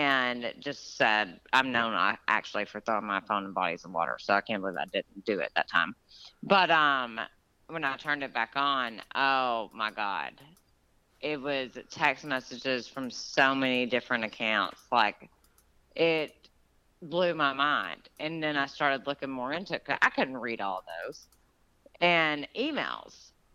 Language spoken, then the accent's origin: English; Georgia, United States; my hometown where I grew up in Georgia